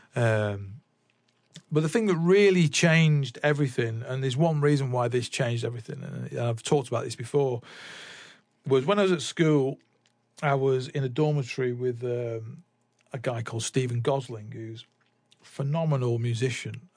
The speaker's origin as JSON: {"language": "English", "town": "Salford", "region": "North West England", "country": "United Kingdom", "tie": "born or raised there", "also_born_or_lived": "Manchester / London"}